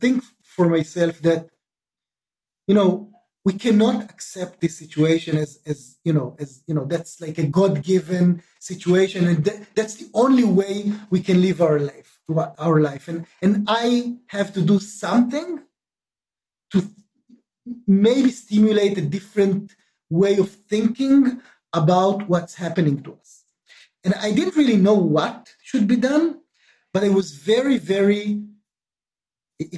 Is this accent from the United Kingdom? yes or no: no; Israel; I was born and raised in Israel